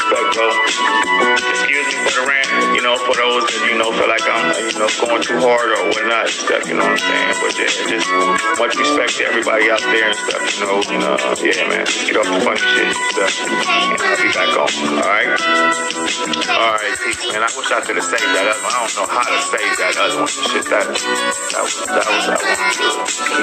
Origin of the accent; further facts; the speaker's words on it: Los Angeles, California, United States; I'm from Florence to Normandy